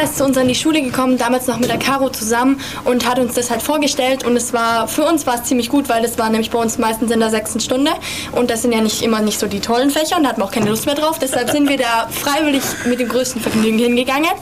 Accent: Bad Mergentheim, Baden-Württemberg, Germany; ich komme aus Bad Mergentheim. Das ist ganz, ganz weit oben in Baden-Württemberg.

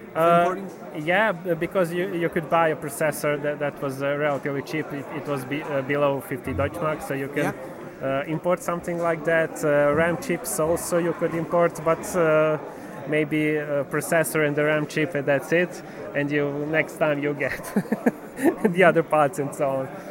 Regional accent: Serbia; I'm from Serbia

